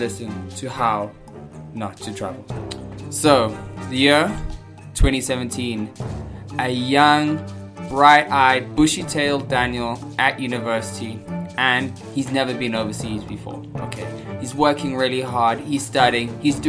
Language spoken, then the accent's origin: English; South Africa; I'm South African